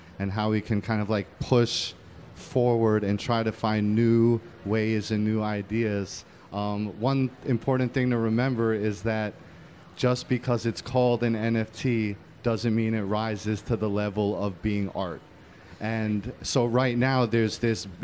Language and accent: English; New York, United States; I'm an artist from the Lower East Side of Manhattan. I happen to be born in a functioning gallery on Houston Street that we lived in until I was seven